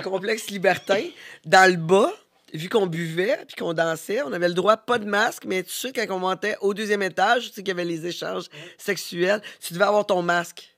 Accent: Canada; Nous, on est Canadiens

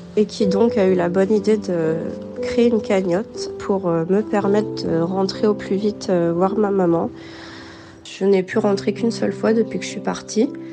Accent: France; born or raised there; moved away as an adult; now in Houston, United States

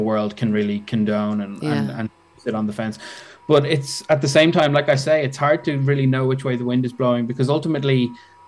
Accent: Dublin, Leinster, Ireland; So I'm from Dublin.

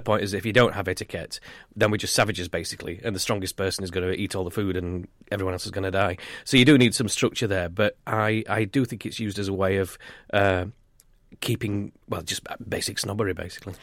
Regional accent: United Kingdom; being British

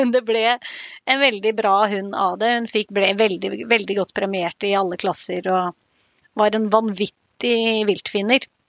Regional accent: Lillehammer, Innlandet, Norway; moved away as an adult; also born or lived in Ås; now in Haugalandet, Norway; Jeg er oppvokst på Lillehammer

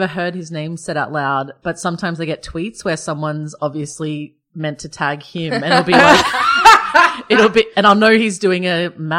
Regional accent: Queensland, Australia; now in Sydney, Australia; And I'm from Queensland. I'm just living in Sydney.

